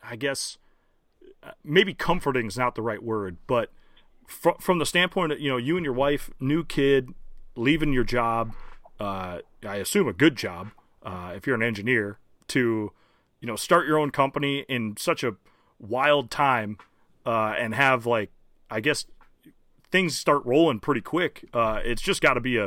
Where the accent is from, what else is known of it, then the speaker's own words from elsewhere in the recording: the North, United States; I'm from the North